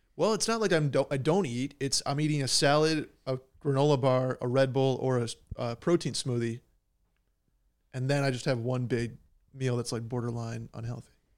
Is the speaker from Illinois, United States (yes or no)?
no; Upstate New York, United States; I am from New York